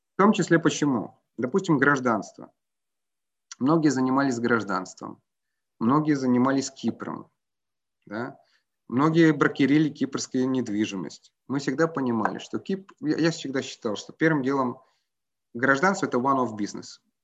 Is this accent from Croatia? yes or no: yes; Croatia; я родом из Хорватии